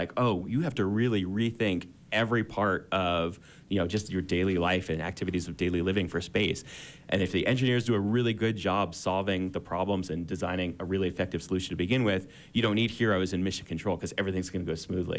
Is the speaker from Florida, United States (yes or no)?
yes; Florida, United States; when I was a kid growing up in Florida